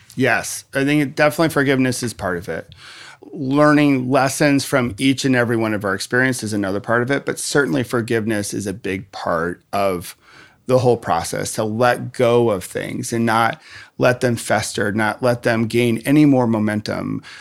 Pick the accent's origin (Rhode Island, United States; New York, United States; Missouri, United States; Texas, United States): New York, United States; Rochester; moved away; I grew up in Rochester, New York, the home of Kodak.